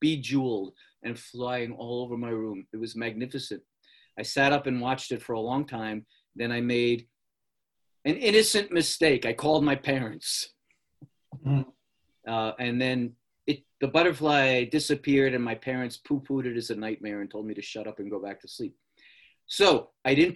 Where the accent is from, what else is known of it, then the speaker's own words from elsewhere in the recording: New York City, New York, United States; I was born in the Bronx in 1951.